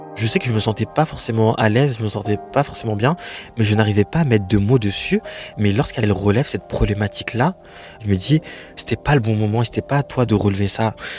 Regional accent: France; je suis française

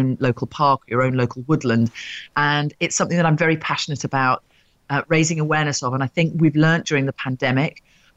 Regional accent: Rutland, East Midlands, United Kingdom; also born or lived in West London; now in London, United Kingdom; I grew up in Rutland

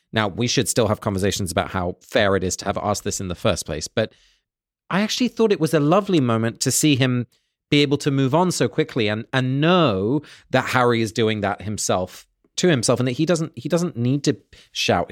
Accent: England, United Kingdom; moved away; growing up in England, you know, I was English a lot of the time, but I was also Dutch. My parents are both from Holland, and we spoke Dutch at home

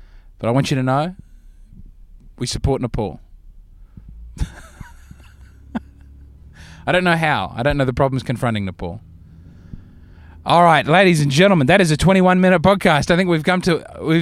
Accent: Australia; moved away as an adult; now in New York, United States; I'm from Australia

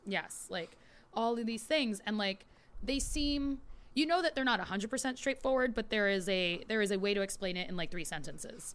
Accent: New York, United States; I grew up in New York

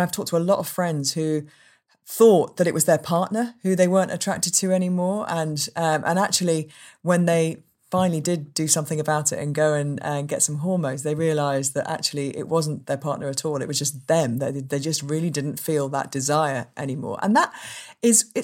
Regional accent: United Kingdom; we're British

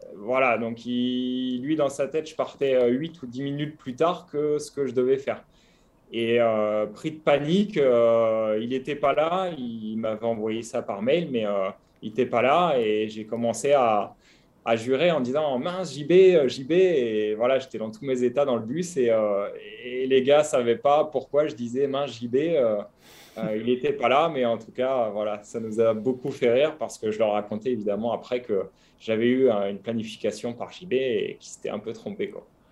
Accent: Saint-Hilaire-du-Harcouët, Normandy, France; also born or lived in Côte d'Azur, near Nice; now in Nice area, France; je suis, tout simplement né et mes racines sont en Normandie

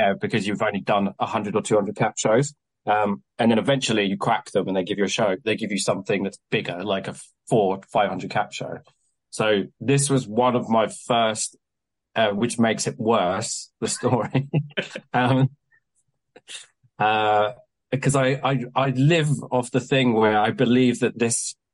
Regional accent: Kent, South East England, United Kingdom; now in Southampton, United Kingdom; Prior to me being in Southampton, I spent all my time in London because I grew up in Kent

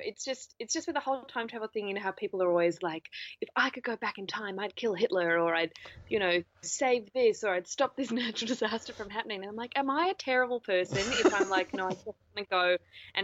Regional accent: New Zealand; moved away; I grew up in New Zealand

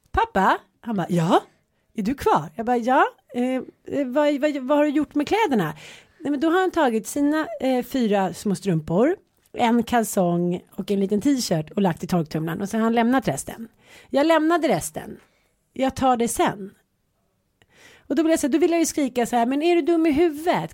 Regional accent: Stockholm, Stockholm County, Sweden; also born or lived in Jönköping; jag flyttade från Stockholm till Jönköping. Var nio år. De tyckte att man var superball för att man kom från Stockholm. Sen flyttade man hem från Jönköping till Stockholm

